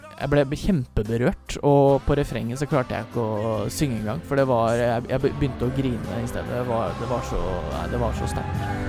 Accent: Fredrikstad, Østfold, Norway; moved away as an adult; Jeg er fra Fredrikstad og heier på Fredrikstad fotballklubb

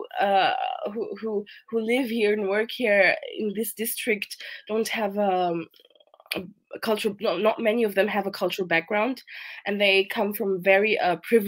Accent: Vienna, Austria; born and raised here in Vienna

